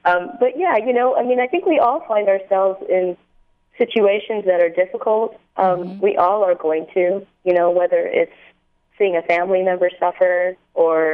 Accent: the South, United States; I grew up in the South

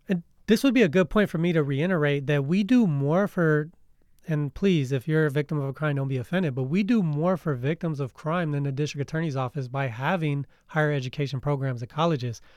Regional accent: United States; Us as American citizens

